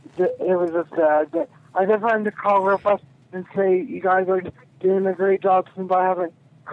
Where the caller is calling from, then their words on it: Amarillo, Texas, United States; from Amarillo, Texas.